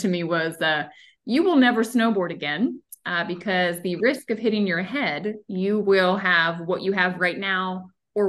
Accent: outside of Annapolis, Maryland, United States; now in Florida, United States; I grew up in Maryland. So no, I did not grow up in Florida. I grew up in Maryland outside of Annapolis

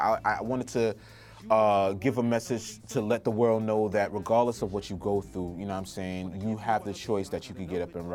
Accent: New York City, New York, United States; My family's from Trinidad and Tobago. I was born in Brooklyn.

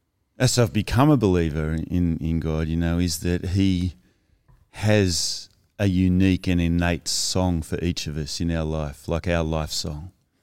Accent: South West England, United Kingdom; But as you inferred, I grew up in Cornwall, and obviously where you're born is where you formed. And I loved the beach.

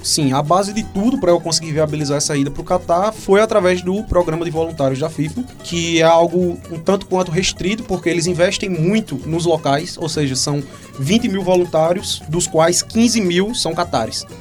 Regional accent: João Pessoa, Paraíba, Brazil; also born or lived in Hungary; sou aqui de João Pessoa, amo João Pessoa, inclusive quero construir minha vida aqui

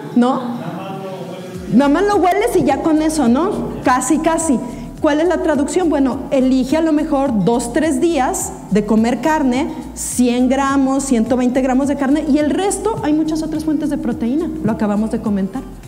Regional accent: Mexico; como mexicanos

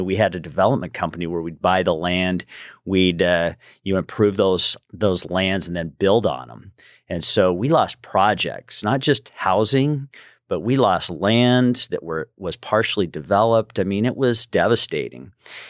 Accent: Salt Lake City, Utah, United States; also born or lived in Southern California, United States; Originally from Salt Lake City, Utah, and grew up there, moved to Southern California for about 15 years and loved Southern California

